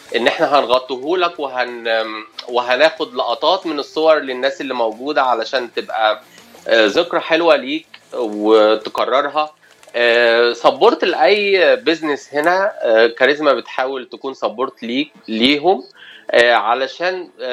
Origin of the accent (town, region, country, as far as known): Cairo, Cairo Governorate, Egypt; moved away as an adult; now in Los Angeles, United States